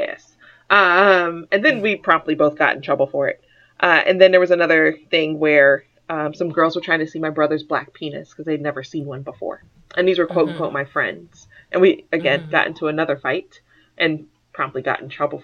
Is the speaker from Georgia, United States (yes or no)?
yes; Atlanta, Georgia, United States; moved away as an adult; also born or lived in St. Louis, Missouri / Virginia / West Virginia / Texas; now in Philadelphia, United States; I was in Atlanta by the time I was in third grade, and then spent the rest of my life in Atlanta, specifically College Park inside of 285